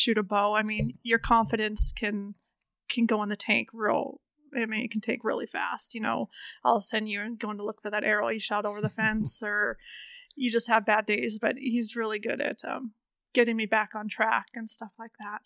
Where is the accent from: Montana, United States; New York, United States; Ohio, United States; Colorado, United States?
Montana, United States; Augusta; Growing up in Augusta, Montana, my dad used to guide hunters back in the Bob Marshall